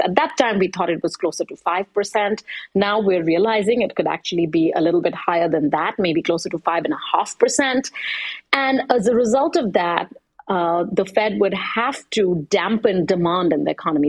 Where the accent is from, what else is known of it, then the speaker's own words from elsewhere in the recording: India; I'm from India